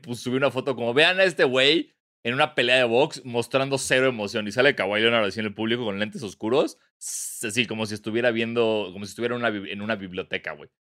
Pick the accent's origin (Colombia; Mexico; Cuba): Mexico; born or raised there